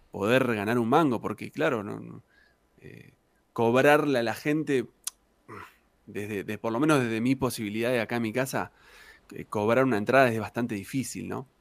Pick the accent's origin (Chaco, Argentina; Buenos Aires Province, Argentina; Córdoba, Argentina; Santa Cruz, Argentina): Santa Cruz, Argentina; Río Gallegos; moved away as an adult; also born or lived in Puerto San Julián / La Plata; yo soy de, Puerto San Julián, nací en Puerto San Julián, pero viví siempre en Río Gallegos hasta que me fui a La Plata a los 19 años.